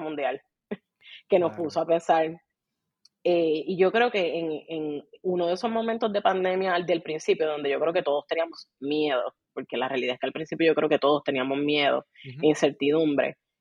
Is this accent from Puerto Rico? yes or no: yes; Puerto Rico; accent: boricua; soy bien boricua, así que hablo bien boricua.